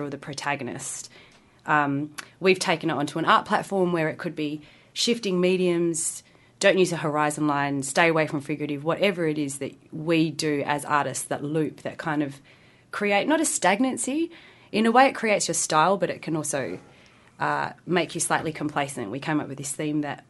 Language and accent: English; Perth, Western Australia, Australia; we're all from Perth